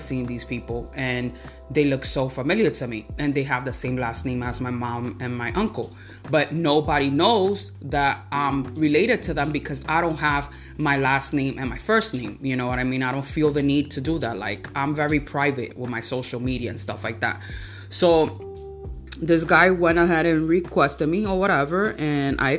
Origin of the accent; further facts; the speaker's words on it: United States; I was born here in the United States